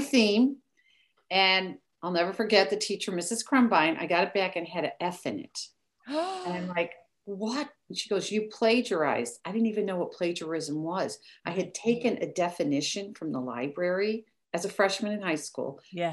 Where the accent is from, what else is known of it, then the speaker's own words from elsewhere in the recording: Park Forest, Illinois, United States; I'm from Chicago, outside of Chicago, Illinois, small town, Park Forest, Illinois, 60466 is how we always say it